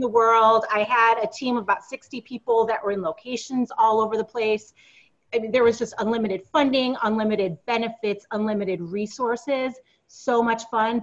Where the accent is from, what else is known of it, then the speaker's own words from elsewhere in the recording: East Coast, United States; moved away as an adult; also born or lived in Silicon Valley; we moved back to the East Coast since we're both originally from the East Coast.